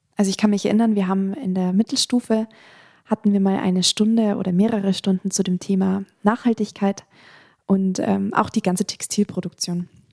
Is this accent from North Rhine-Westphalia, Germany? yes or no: no; Attenkirchen, Bavaria, Germany; Ich komme aus der Nähe von Freising, ich komme aus dem Dorf Attenkirchen